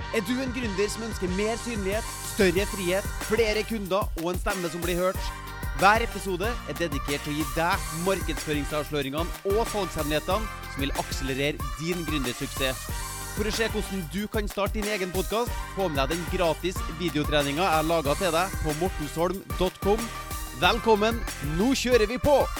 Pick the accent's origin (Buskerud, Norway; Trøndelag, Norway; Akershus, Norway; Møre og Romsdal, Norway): Trøndelag, Norway; Trondheim; på Byåsen der jeg vokste opp